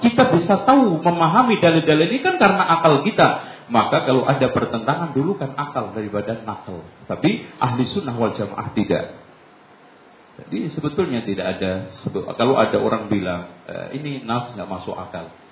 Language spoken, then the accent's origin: Indonesian; Lamongan, East Java, Indonesia; moved away; saya di kampung saya Lamongan